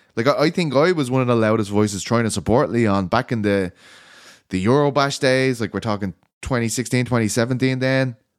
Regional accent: Ireland; I'm Irish

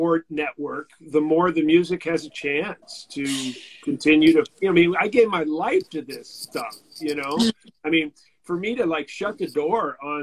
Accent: San Francisco, California, United States; I grew up in San Francisco

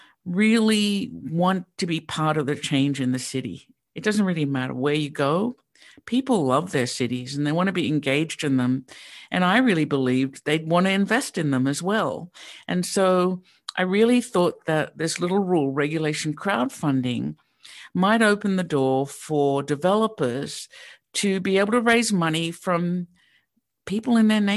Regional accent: Sydney, New South Wales, Australia; now in Pittsburgh, United States; So I grew up in Sydney, Australia, which is really quite different than Pittsburgh.

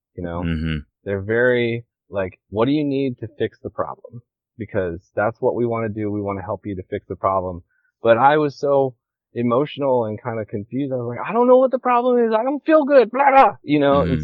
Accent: Washington, United States; moved away as an adult; also born or lived in Hawaii; now in Kauai, United States; I just like grew up in Washington

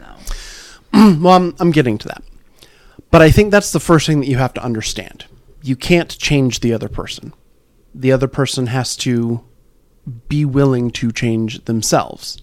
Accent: California, United States; we grew up in California

